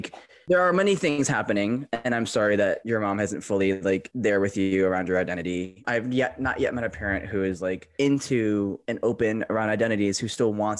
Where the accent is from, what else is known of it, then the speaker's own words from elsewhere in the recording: Michigan, United States; now in Los Angeles, United States; I'm from Michigan